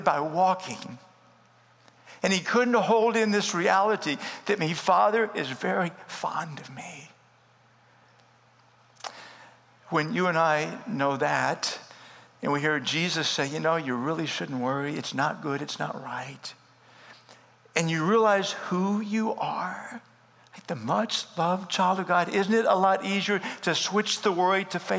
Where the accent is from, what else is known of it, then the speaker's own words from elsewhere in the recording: Starr County, Deep South Texas, United States; first language English; The earliest memory was going to first grade. Deep South Texas, Starr County. English is my first language.